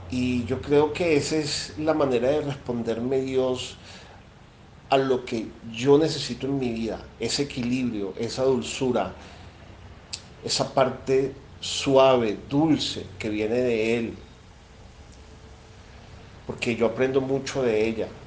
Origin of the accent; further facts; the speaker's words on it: Venezuela; now in Colombia; soy venezolano, vivo en Colombia. Actualmente estoy mudándome de Bogotá a Medellín.